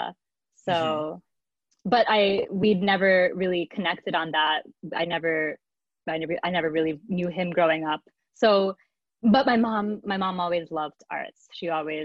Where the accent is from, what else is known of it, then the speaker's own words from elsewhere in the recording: New York City, New York, United States; I was raised in Manhattan, in a Portuguese, Lower Manhattan used to be a Portuguese community.